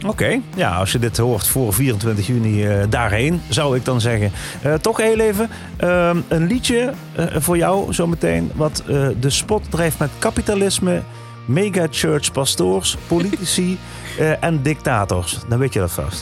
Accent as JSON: {"language": "Dutch", "town": "Echt", "region": "Limburg", "country": "Netherlands", "said": "Nou kom ik uit Echt"}